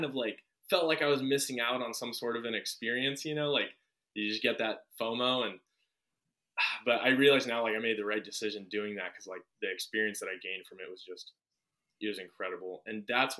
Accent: Redondo Beach, California, United States; also born or lived in Washington / Westwood, Los Angeles; I was born and raised in Redondo Beach, and, I lived in Redondo my whole life until I was 19 when I moved to Washington.

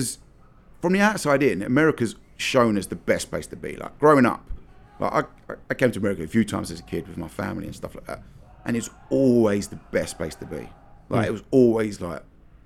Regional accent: London, United Kingdom; moved away as an adult; now in Texas, United States; I grew up in London

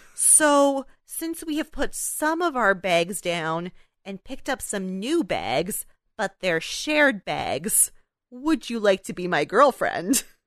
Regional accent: Canada; we're Canadian

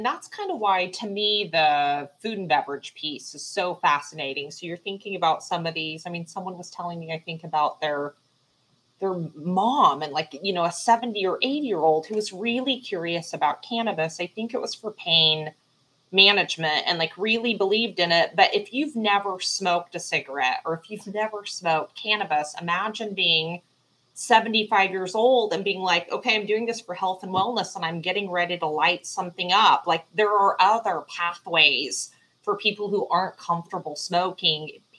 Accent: Dallas, Texas, United States; I'm from Dallas, so like all of that's super exciting to me

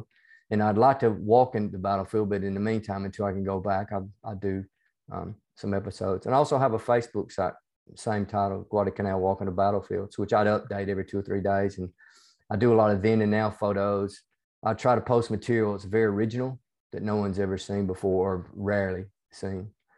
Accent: the South, United States; accent: hybrid southern United States and Australian; moved away as an adult; now in Australia; Yeah, I'm originally from the United States. You can probably tell from my accent, even though it's a hybrid accent between

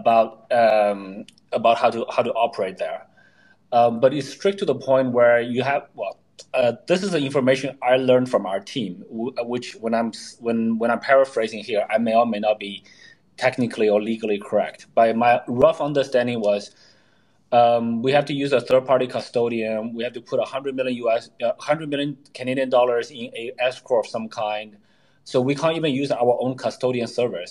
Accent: Canada; moved away as an adult; So I lived in Canada for 10 years. I grew up there, went to high school, university there

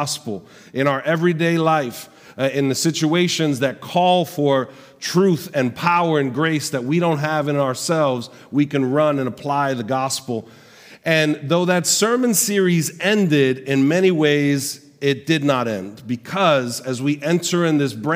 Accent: New York City, New York, United States; also born or lived in Puerto Rico; I grew up in Sunset Park, Brooklyn

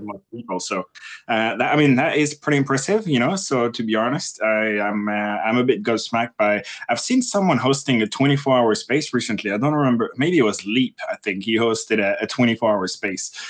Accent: France; English is a second language; moved away as an adult; now in United Kingdom; I am French and I moved to the U K in two thousand and eight and I didn't speak English at the time

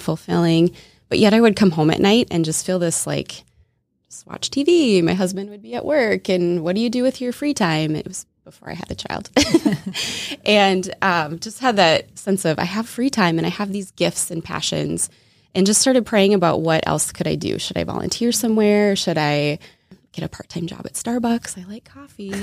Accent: Minnesota, United States; accent: Minnesota; also born or lived in Wisconsin; I was born and raised in Minnesota, so you might hear a little Minnesota accent come out at some point

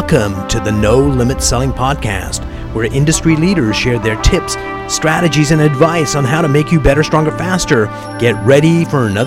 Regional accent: Canada; moved away as an adult; now in United States; I'm a Canadian

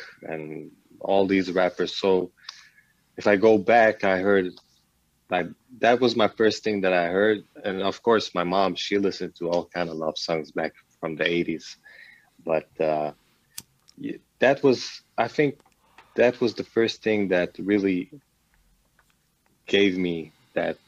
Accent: Malmö, Skåne, Sweden; English is a second language; also born or lived in Hungary; I was born in Sweden, in Malmo, so I go back and forth, but my roots are from Hungary.

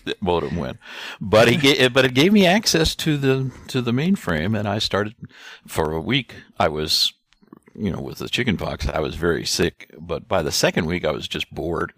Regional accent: Gumbo, Missouri, United States; I was born and raised in Gumbo, Missouri

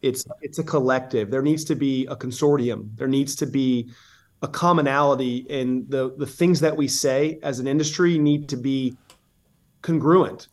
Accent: Southeast, United States; I'm from the Southeast

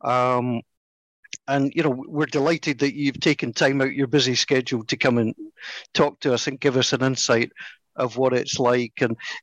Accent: Scotland, United Kingdom; we come from Scotland

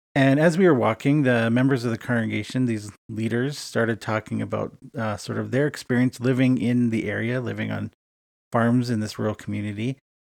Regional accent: Edmonton, Alberta, Canada; moved away as an adult; now in Winnipeg, Canada; my hometown of Edmonton, Alberta, Canada

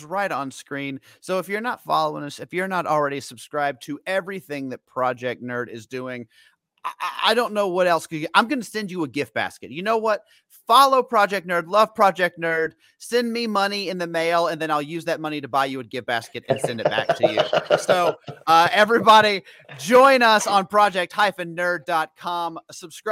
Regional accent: Memphis, Tennessee, United States; I grew up in Memphis

